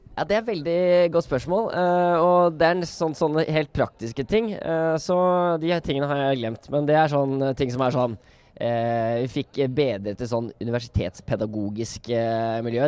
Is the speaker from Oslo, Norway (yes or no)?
yes; Oslo, Norway; jeg kommer fra Oslo